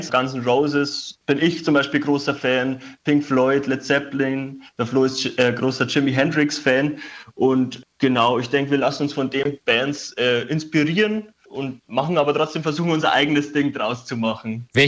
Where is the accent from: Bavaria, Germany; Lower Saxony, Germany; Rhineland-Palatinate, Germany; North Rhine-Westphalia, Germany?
Bavaria, Germany; Schrobenhausen; Nein, ich bin äh, sogar in Schrobenhausen aufgewachsen. Das ist äh, in der Nähe von München. Ah. Und bin zum Studium nach Coburg gezogen.